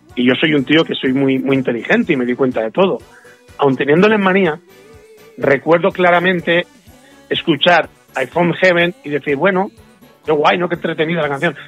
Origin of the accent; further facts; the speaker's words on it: Manises, Valencian Community, Spain; mi pueblo de Manises